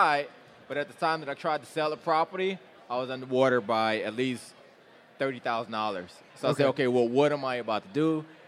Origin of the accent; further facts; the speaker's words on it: Detroit, Michigan, United States; moved away as an adult; also born or lived in Kings Bay, Georgia / New London, Connecticut / Charlotte, North Carolina; Born and raised. I was born and raised in Detroit.